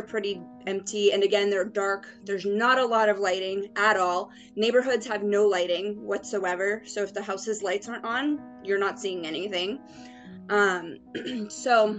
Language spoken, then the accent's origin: English; Cape Cod, Massachusetts, United States; I'm from Cape Cod, Massachusetts.